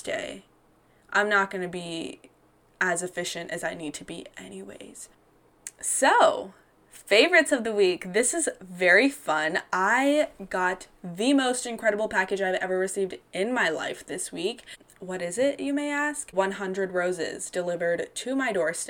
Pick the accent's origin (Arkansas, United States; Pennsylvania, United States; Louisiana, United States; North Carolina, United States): North Carolina, United States; also born or lived in Georgia; an Indian American woman who, you know, I was a former Miss North Carolina Teen USA